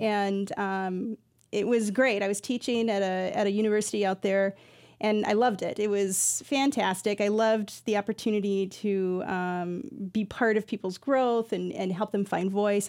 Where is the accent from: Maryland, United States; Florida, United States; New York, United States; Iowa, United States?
Iowa, United States; now in Twin Cities, United States; I grew up in Iowa for some years